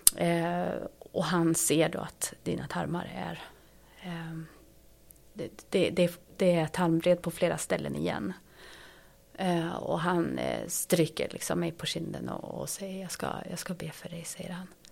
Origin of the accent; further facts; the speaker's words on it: Sweden; moved away as an adult; also born or lived in Ethiopia; jag är ju svensk